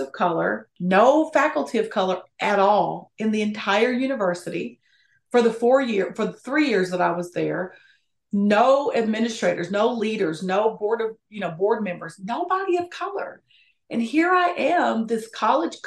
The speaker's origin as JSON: {"language": "English", "region": "Appalachia", "country": "United States", "said": "I'm from Appalachia, which is very important to me."}